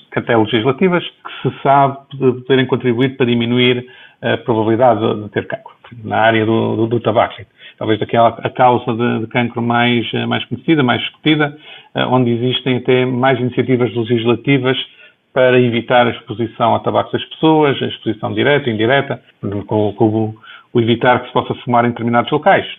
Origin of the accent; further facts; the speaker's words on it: Viana do Castelo, Portugal; moved away; also born or lived in Lisbon, Portugal / Boston, United States; formalmente nasci em Viana do Castelo, em dezembro de 66